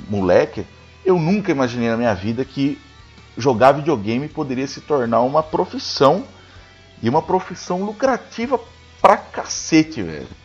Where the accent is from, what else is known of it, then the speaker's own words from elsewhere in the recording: Brazil; A gente somos do Brasil.